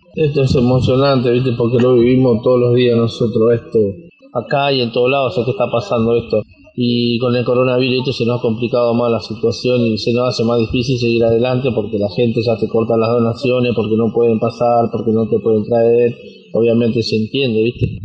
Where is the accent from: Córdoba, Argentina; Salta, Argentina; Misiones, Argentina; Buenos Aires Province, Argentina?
Buenos Aires Province, Argentina; Quilmes; soy de Quilmes Oeste